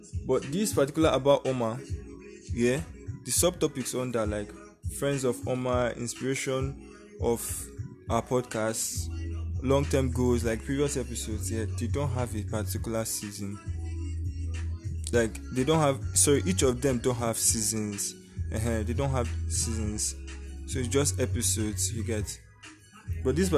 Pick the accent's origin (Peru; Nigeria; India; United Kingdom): Nigeria; I'm from Nigeria.